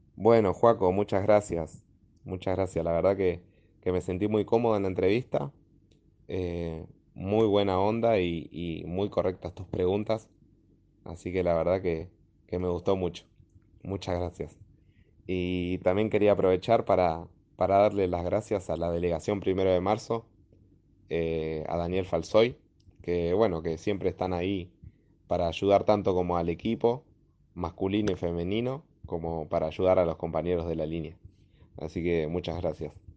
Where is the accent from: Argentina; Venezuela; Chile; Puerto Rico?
Argentina; Gregorio de Laferrere, Buenos Aires Province; Soy de La Ferrere, La Ferrere La Matanza.